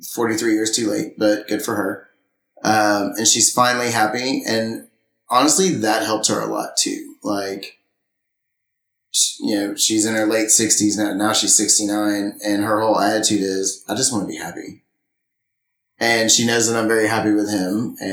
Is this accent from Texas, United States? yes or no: yes; Friendswood, Texas, United States; In Friendswood, Texas.